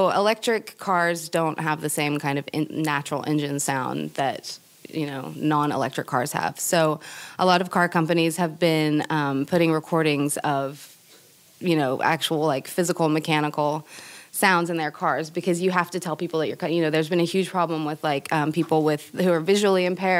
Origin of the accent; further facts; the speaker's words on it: California, United States; I'm from the Bay Area, so it's like tech center.